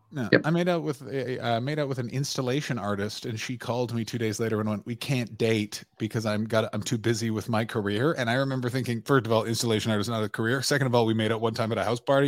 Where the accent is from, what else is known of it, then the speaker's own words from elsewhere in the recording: Ottawa, Ontario, Canada; my hometown of Ottawa, Ontario, Canada